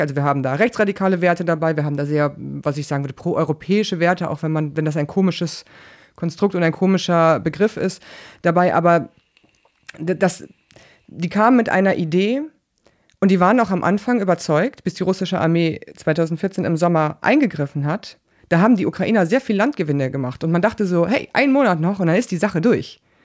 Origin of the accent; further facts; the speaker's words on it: West Germany, Germany; ich komme aus Westdeutschland